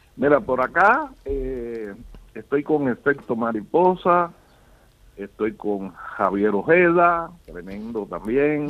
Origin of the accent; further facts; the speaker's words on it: Cuba; also born or lived in Florida, United States; now in Benalmádena, Spain; yo soy isleño, yo soy cubano